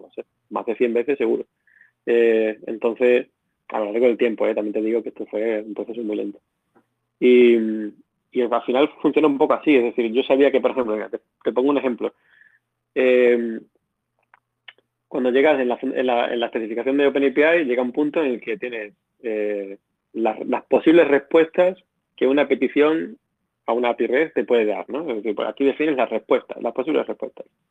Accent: Badajoz, Extremadura, Spain; moved away as an adult; also born or lived in Barcelona; yo soy un ingeniero que nací, bueno, crecí en Badajoz

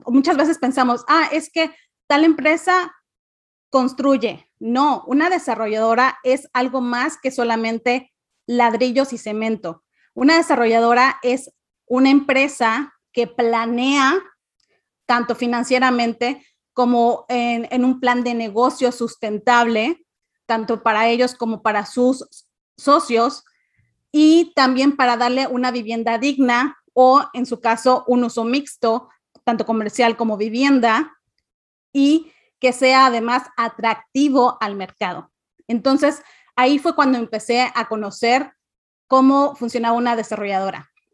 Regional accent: Cancún, Quintana Roo, Mexico; also born or lived in Mérida, Yucatán; yo nací eh, en Mérida, pero crecí en Cancún.

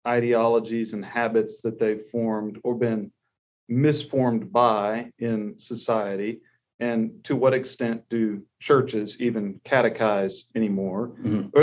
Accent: Texas, United States; I was born and raised here in Texas

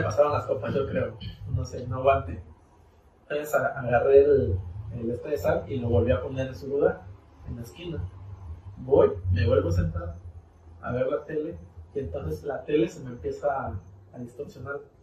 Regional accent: Mexico; como buen mexicano

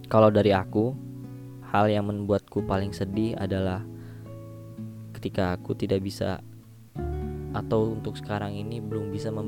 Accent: Sumatra, Indonesia; karena aku lahir di Pulau Sumatera, eh karena aku dibesarkan dari Pulau Sumatera

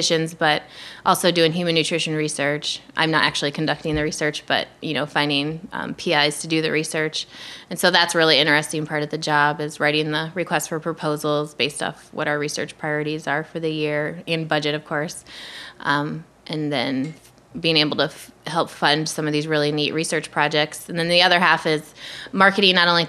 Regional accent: Iowa, United States; moved away as an adult; I was the girl from Iowa that ate meat

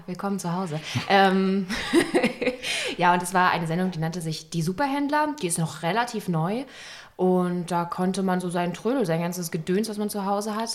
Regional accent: Berlin, Germany; bin ich sozusagen in beiden Bezirken groß geworden

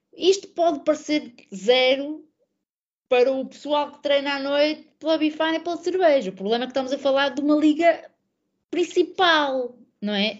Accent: Portugal; born or raised there; moved away as an adult; also born or lived in London

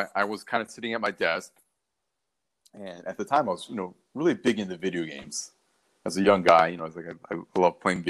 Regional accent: Baltimore, Maryland, United States; moved away as an adult; also born or lived in Washington, D.C.; I was born in Baltimore, grew up there

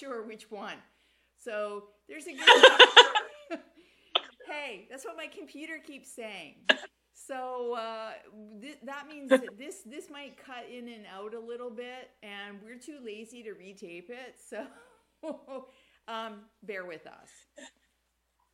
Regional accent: Canada; Me being a Canadian

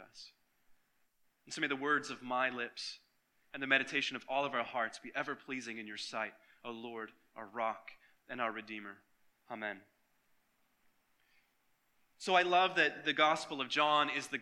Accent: Michigan, United States; now in Florida, United States; when I was a kid growing up in Michigan

